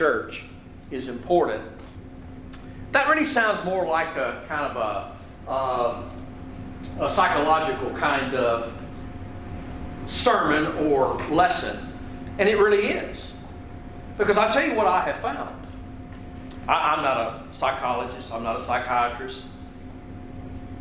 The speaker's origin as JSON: {"language": "English", "region": "Kentucky", "country": "United States", "said": "I'm from Kentucky, and yes, in Kentucky we go barefoot."}